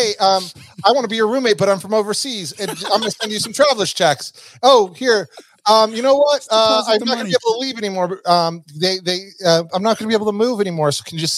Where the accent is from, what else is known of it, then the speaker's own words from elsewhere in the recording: Reno, Nevada, United States; I'm a gambling man. I'm from Reno. I'm a casino guy.